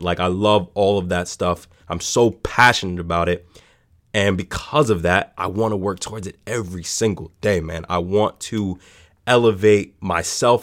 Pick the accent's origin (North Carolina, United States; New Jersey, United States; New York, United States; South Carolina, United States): New York, United States; New York City; I grew up in the South Bronx